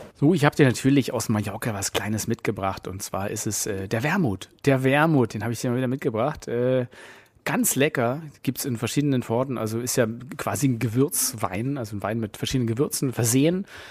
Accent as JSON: {"language": "German", "region": "Berlin", "country": "Germany", "said": "als Berliner"}